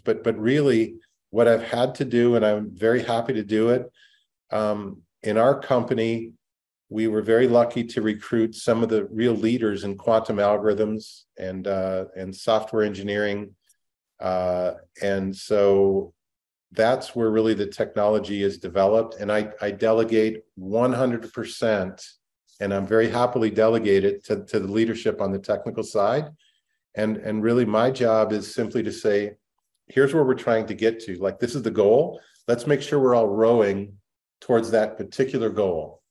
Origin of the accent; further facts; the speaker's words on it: Minnesota, United States; I grew up in Minnesota